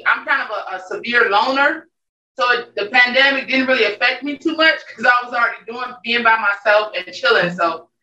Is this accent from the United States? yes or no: yes; Chicago, Illinois, United States; moved away as an adult; now in New Orleans, United States; I'm from Chicago.